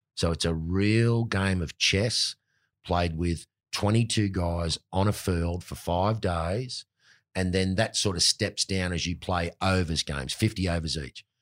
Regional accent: Sydney, New South Wales, Australia; I'm a Marubra boy

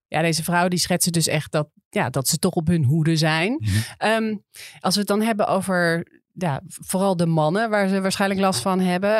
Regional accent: Amsterdam, North Holland, Netherlands; Ik ben opgegroeid in Amsterdam

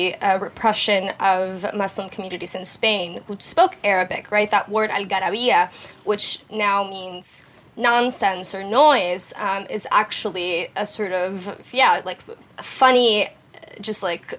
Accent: San Juan, Puerto Rico; I'm from San Juan, Puerto Rico. I grew up there.

